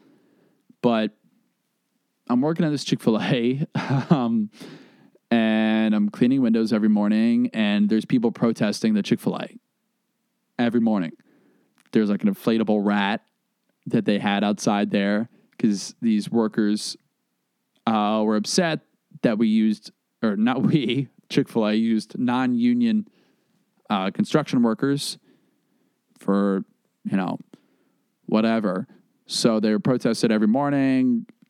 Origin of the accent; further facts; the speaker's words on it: the South, United States; I was like, yeah, you know, I'm from the South.